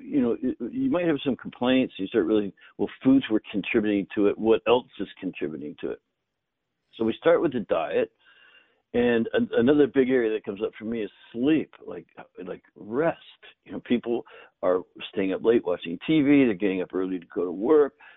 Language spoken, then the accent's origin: English; Northern Canada, Canada; grew up in Canada in the north, and both my grandfathers grew their own food